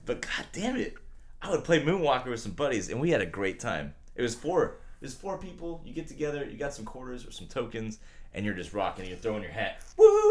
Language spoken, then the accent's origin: English; United States; I'm American